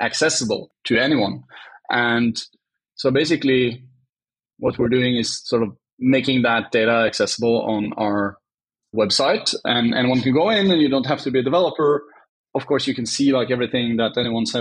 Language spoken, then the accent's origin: English; Oslo, Norway; I'm Norwegian. I grew up outside of Oslo